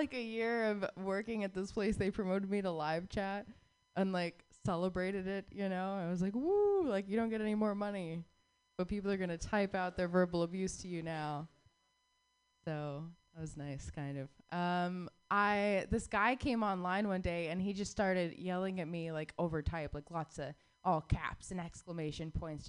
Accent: Southwest, United States; growing up in the Southwest gave me a very particular set of interests, you know?

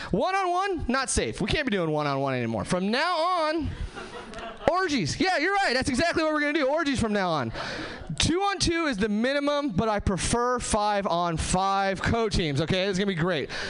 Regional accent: Hesperia, California, United States; now in Seattle, United States; Uh, I am from Seattle now. Uh, I'm actually from Southern California originally. Uh, nowhere famous, just like the Mojave Desert, Hesperia, California.

